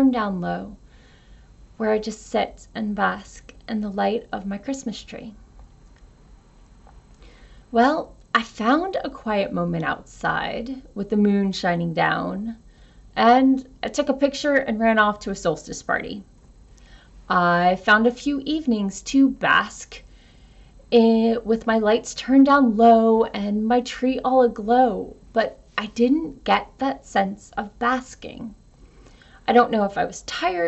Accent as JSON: {"language": "English", "country": "United States", "said": "an American with a pagan father and a Southern Baptist mother"}